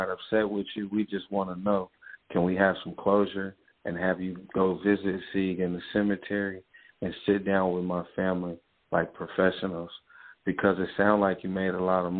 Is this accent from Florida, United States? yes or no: no; Sacramento, California, United States; also born or lived in Oakland, California; I'm really from Sacramento